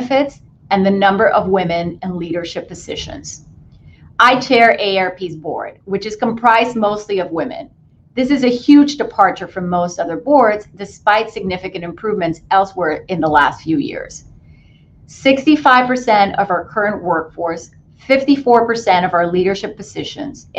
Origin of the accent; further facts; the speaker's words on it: Puerto Rico; I grew up in Puerto Rico in a predominantly female family.